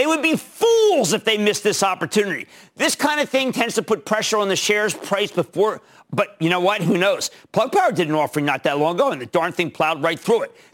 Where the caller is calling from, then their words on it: Irvine, California, United States; I'm a dermatologist from Irvine, California.